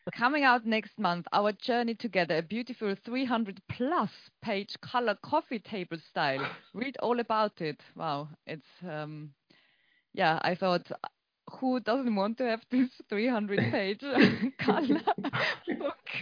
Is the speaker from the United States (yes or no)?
no; Austria; I'm from Austria and we had everything later than everyone